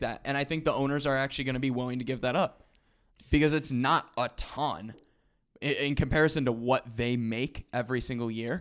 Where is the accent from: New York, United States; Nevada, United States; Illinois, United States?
Illinois, United States; Rockford; Rockford, Illinois, my hometown, you already know, eight one five represent.